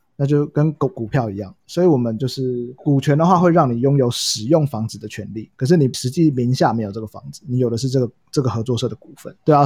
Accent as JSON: {"language": "Chinese", "region": "Hsinchu", "country": "Taiwan", "tie": "born or raised there", "also_born_or_lived": "Kaohsiung / Taoyuan", "moved": "yes", "lives_now": "Taipei, Taiwan", "said": "其实我是高雄人，然后在新竹长大，然后在桃园 读书在台北工作"}